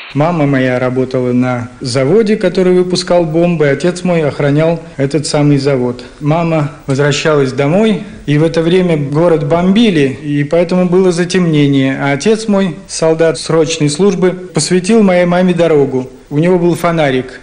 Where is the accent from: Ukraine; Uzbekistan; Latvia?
Ukraine; Kharkiv, Kharkiv Oblast; moved away as an adult; now in Moscow, Russia; Когда я приехал из Харькова в Москву, то у меня не было прописки